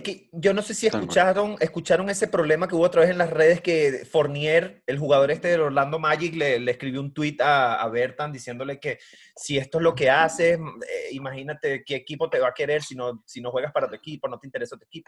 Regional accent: Venezuela; yo soy de Venezuela

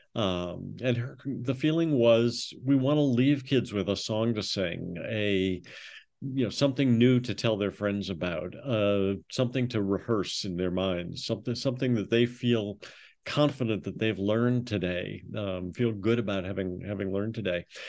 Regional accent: Minneapolis, Minnesota, United States; I grew up in Minneapolis

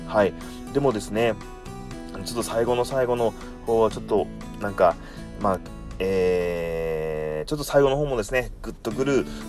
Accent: Kumamoto, Japan; 私も熊本、え出身でですね

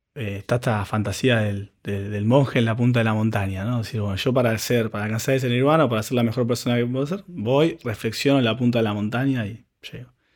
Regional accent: Argentina; nosotros como, argentinos

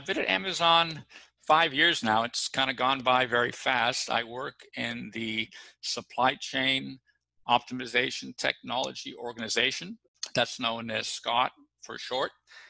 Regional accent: Boston, Massachusetts, United States; also born or lived in New York / Los Angeles / Chicago / London; And I was from Boston, you know, at that time, or up until that time, I'd lived in New York, LA, Chicago, London, and Miami.

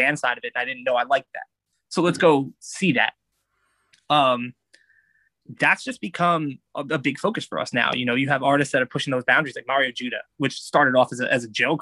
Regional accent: New York, United States; growing up in New York

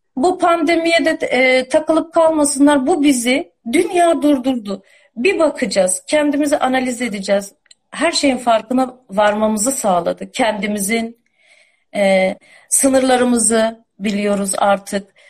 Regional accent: Istanbul, Turkey; moved away; İstanbul'da doğdum, büyüdüm ben.

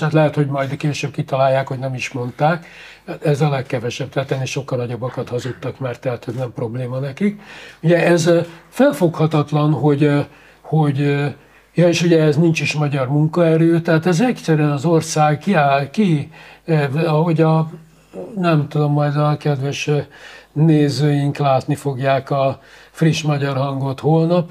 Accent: Hungary; magyar adófizető

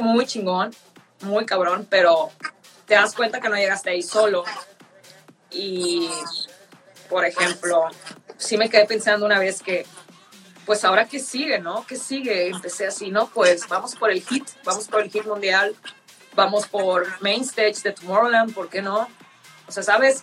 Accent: northern Mexico, Mexico; Soy del norte

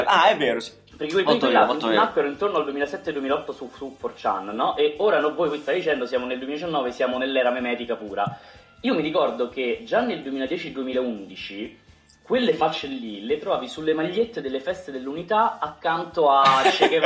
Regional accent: Rome, Lazio, Italy; Io che sono di Roma

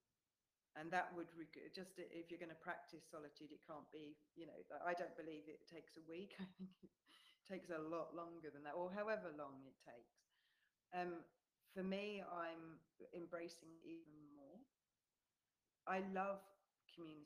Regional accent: England, United Kingdom; moved away as an adult; now in New Zealand; because we're away from England, we're in New Zealand, we have no family here

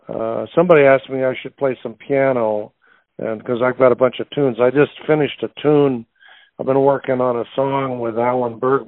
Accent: New York, United States; also born or lived in Indianapolis; Well, I was born in Indianapolis, but when I was a kid, my mother's brother, my uncle Bobby Sherwood, had a band, and I was on the road from 0 to 5. I mean, I didn't really live in Indianapolis. We lived in New York.

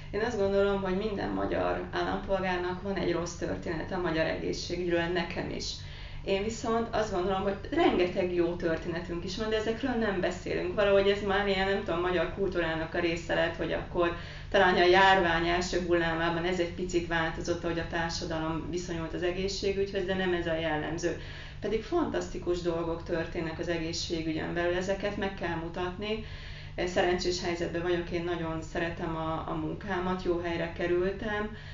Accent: Carei, Satu Mare County, Romania; moved away as an adult; now in Hungary; Hát én egy nagyon pici városból érkeztem, ami a határon túl van, Pácium része Nagy Károly.

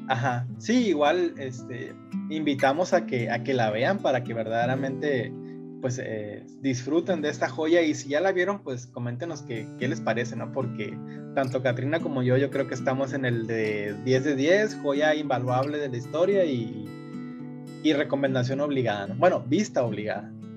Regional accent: Mexico; como mexicano

